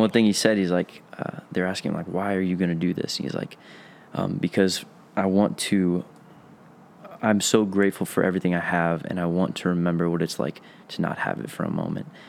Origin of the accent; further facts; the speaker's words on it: Tampa, Florida, United States; accent: southern drawl; moved away as an adult; now in Minnesota, United States; I'm from Tampa, Florida.